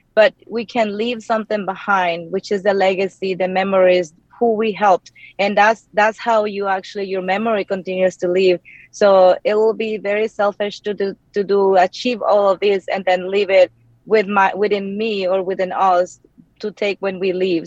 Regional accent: Mexico; English is a second language; moved away as an adult; now in Austin, United States; growing up in the place that I grew up in Mexico

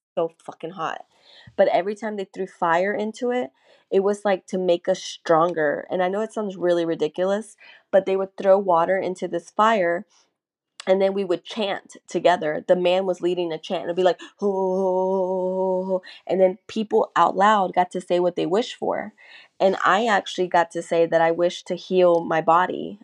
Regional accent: North Augusta, South Carolina, United States

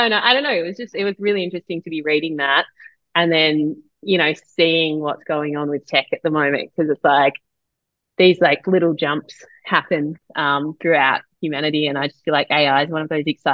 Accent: Perth, Western Australia, Australia; moved away; I'm from Perth

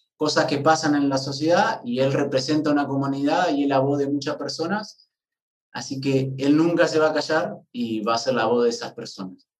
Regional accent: Nogoyá, Entre Ríos, Argentina; moved away as an adult; also born or lived in Guadalajara, Spain / Torrejón de Ardoz, Spain / Daimiel, Spain; yo soy, para el que no me conoce, de Nogoyá, Entre Ríos, una ciudad de 35.000, 35, 30.000 habitantes

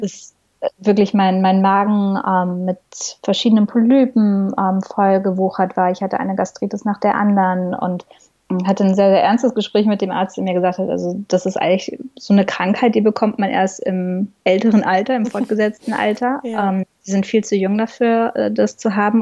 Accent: Ruhr area, North Rhine-Westphalia, Germany; moved away as an adult; now in New York, United States; ich bin im Robot aufgewachsen und ich glaube, das sind zwei Sachen, ähm, also das Beamtenkind und der Robot, die mich sehr ge geprägt haben in, in, meinem Leben, in meinen Wurzeln. Ähm, sicherlich auch so in meiner Persönlichkeit, ähm, weil bei uns ein ganz, ganz starker Wir-Gedanke im Ruhrpott da ist.

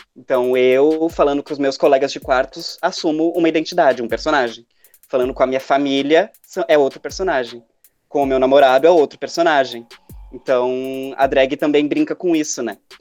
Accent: Porto Alegre, Rio Grande do Sul, Brazil; sou de Porto Alegre, trabalho num, num bar aqui

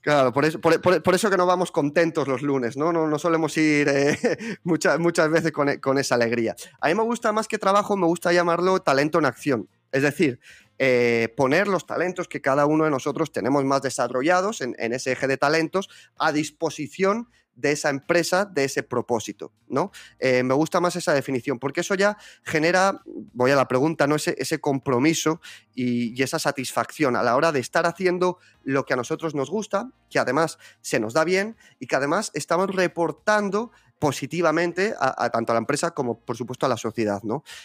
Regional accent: Zaragoza, Aragon, Spain; Yo estudié marketing e investigación de mercados aquí en la Universidad de Zaragoza, que es de donde yo soy.

